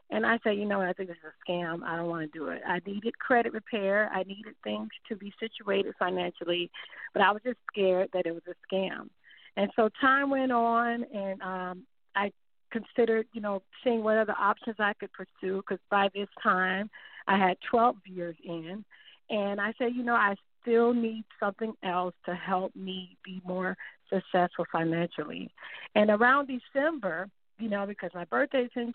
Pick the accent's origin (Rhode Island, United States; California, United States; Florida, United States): Florida, United States; Miami; moved away as an adult; now in Myrtle Beach, United States; I originally was born and raised in Miami